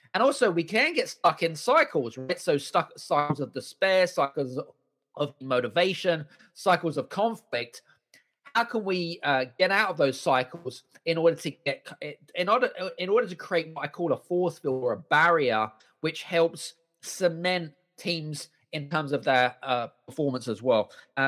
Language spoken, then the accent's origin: English; United Kingdom; And so it was kind of weird, like coming from a culture, like being British, you're kind of not used to seeing that, right?